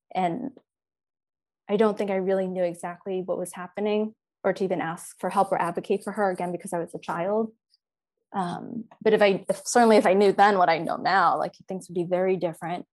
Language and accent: English; Philadelphia, Pennsylvania, United States; I grew up in Philadelphia